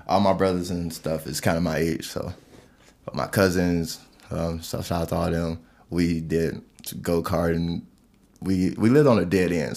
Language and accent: English; East Chicago, Indiana, United States; moved away as an adult; also born or lived in Gary, Indiana; now in Colorado, United States; I've spent my whole life pretty much in East Chicago, Gary, Indiana.